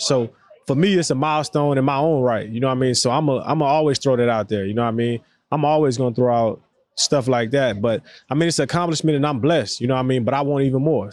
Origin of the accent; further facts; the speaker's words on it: the South, United States; for us, especially down south, you know what I mean, that was a big time for us as black black people